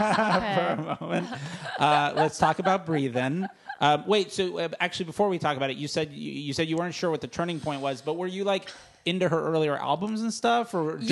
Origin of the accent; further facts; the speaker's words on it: Fort Lauderdale, Florida, United States; now in Los Angeles, United States; I'm from the East Coast, and whenever I go home in Fort Lauderdale